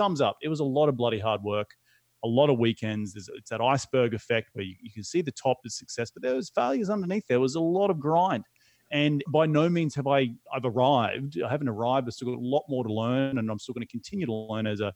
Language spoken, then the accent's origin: English; Australia; moved away as an adult; now in United States; as an Aussie moving halfway across the world